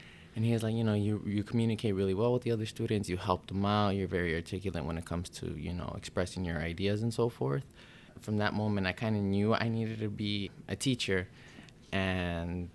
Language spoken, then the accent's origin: English; Chicago, Illinois, United States; I grew up in Chicago. So I'll give you my background story. So I grew up in the Belmont-Cragin neighborhood